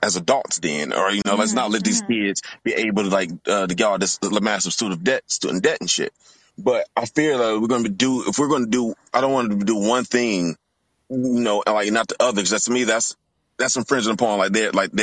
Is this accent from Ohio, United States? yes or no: no; Detroit, Michigan, United States; now in Louisville, United States; I'm originally from Detroit